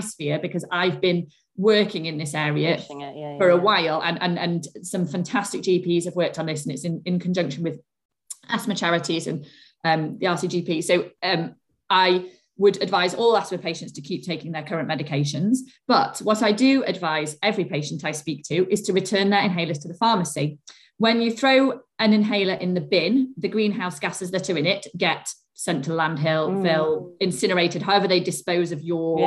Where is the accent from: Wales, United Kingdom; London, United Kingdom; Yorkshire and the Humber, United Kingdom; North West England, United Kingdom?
Yorkshire and the Humber, United Kingdom; Sheffield; I'm from Sheffield